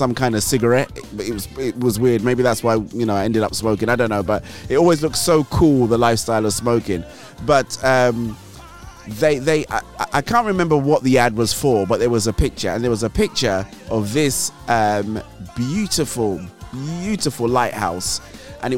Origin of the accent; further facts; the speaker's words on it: Nigeria; growing up in Nigeria, we always used to get these magazines